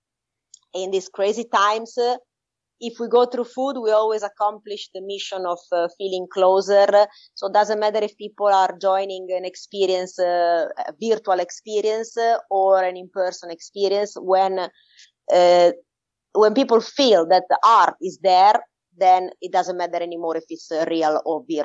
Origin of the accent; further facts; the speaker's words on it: Turin, Piedmont, Italy; I was born and raised in Turin, but my parents are, my father from Naples and my mother from Catania in Sicily